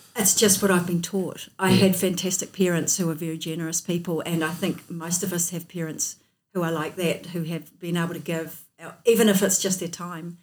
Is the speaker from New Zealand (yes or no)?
yes; North Otago, New Zealand; also born or lived in Dunedin; I was born in North Otago and I've lived here most of my life